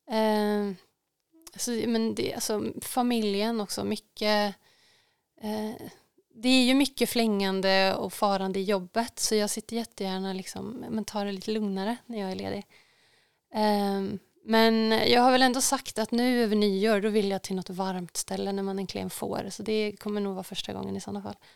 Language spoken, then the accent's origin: Swedish; Luleå, Norrbotten County, Sweden; now in Stockholm, Sweden; jag har ju säkert någon slags liten stuga här hemma på Slätta. Eh, eller i Luleå eller båda två. Ehm, men jag tror nog faktiskt jag bor kvar där uppe i Stockholm.